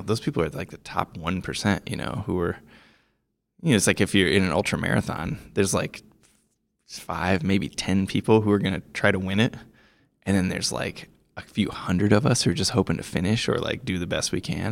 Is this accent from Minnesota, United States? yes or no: no; Iowa, United States; moved away as an adult; also born or lived in Montana / Colorado; I grew up in Iowa